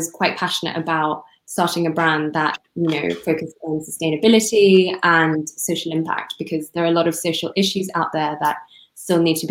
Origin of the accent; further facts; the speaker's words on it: Hong Kong; I'm from Hong Kong